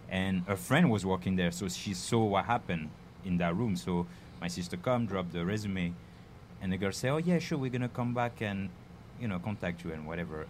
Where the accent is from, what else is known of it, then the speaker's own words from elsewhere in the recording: near Paris, Île-de-France, France; English is a second language; moved away as an adult; also born or lived in Bedford-Stuyvesant, New York, United States; now in United States; I'm coming from France, near Paris. Uh, been here for now almost 10 years.